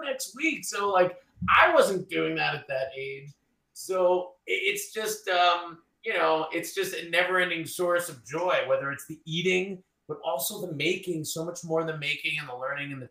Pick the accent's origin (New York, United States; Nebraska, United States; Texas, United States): New York, United States; Long Island; moved away; where I grew up in Long Island